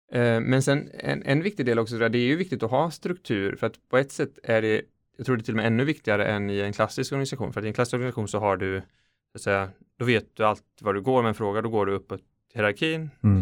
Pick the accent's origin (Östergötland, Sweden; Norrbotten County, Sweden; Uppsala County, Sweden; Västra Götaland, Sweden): Västra Götaland, Sweden; Kungälv; moved away as an adult; now in Ukraine; jag är född i en svensk medelklassfamilj i en liten stad utanför Göteborg, Kungälv.